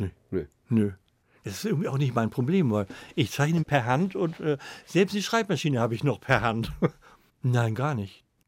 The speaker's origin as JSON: {"language": "German", "region": "Northern Germany", "country": "Germany", "also_born_or_lived": "Hamburg / Cologne", "said": "ich bin auch ein Norddeutscher"}